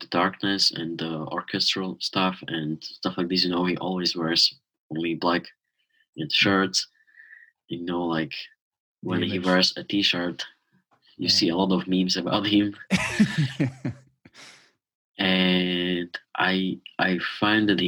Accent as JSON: {"language": "English", "country": "Slovakia", "tie": "born or raised there"}